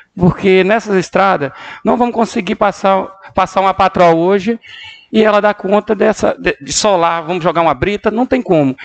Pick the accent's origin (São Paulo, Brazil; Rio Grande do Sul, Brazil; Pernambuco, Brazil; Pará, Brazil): Pará, Brazil; Medicilândia; Nasci aqui dentro, nasci na Vila Pacal.